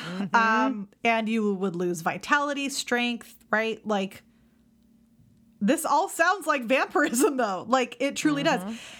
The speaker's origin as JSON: {"language": "English", "region": "California", "country": "United States", "tie": "born or raised there", "said": "me growing up in California."}